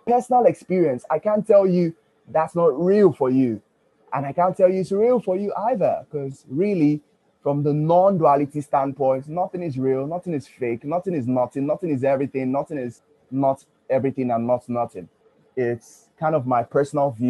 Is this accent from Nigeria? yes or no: yes; Nigeria; also born or lived in Ughelli; now in Port Harcourt, Nigeria; I'm from Nigeria. And in my secondary school, I was abused a lot